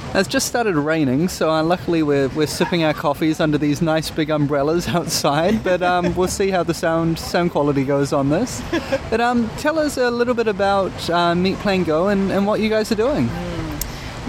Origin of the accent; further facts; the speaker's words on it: New Zealand; coming from New Zealand